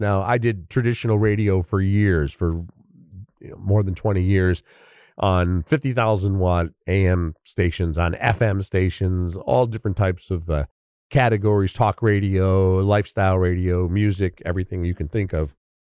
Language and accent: English; Chicago, Illinois, United States; being a Chicagoan